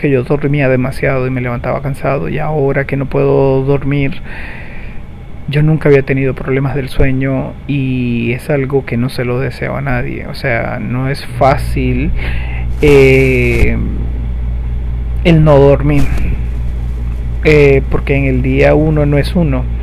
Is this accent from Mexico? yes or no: no; Venezuela; Yo soy de Venezuela y aquí ya de por sí es un lujo enfermarse